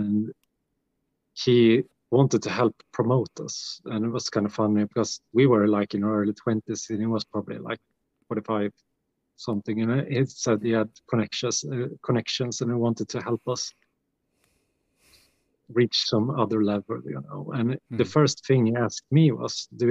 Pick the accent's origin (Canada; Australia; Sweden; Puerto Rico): Sweden; Gävle, Gävleborg County; also born or lived in Gothenburg; we got like big festivals here in my hometown here that plays like black metal bands and death metal bands. The Gävle Metal, it's called Gävle Metal Festival